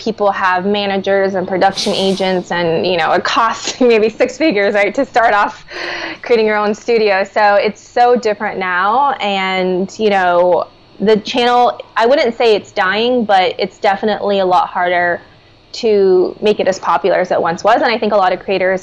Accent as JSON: {"language": "English", "region": "Minnesota", "country": "United States", "tie": "born or raised there", "said": "I grew up in Minnesota, so I was the only non-blonde-haired, blue-eyed person in my school"}